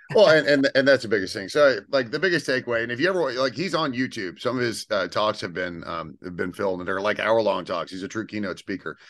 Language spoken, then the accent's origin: English; Houston, Texas, United States; born and raised in Texas